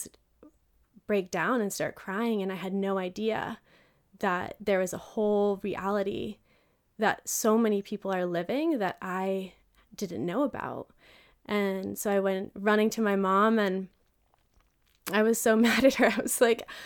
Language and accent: English; Vermont, United States; I grew up in an all-white town in Vermont